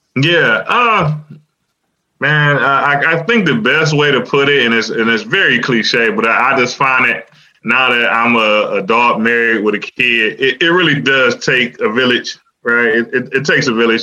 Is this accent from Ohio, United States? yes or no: yes; Cleveland, Ohio, United States; I'm from Cleveland